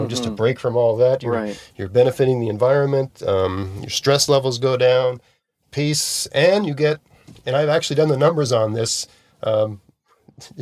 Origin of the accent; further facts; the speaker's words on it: Nova Scotia, Canada; also born or lived in Hamilton, Ontario; I'm from Nova Scotia.